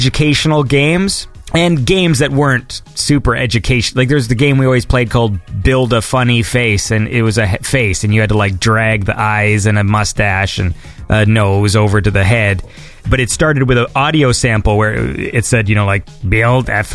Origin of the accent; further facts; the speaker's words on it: Ontario, Canada; So I'm from Canada. And in the province I live, there was literally a type of computer that was local to my province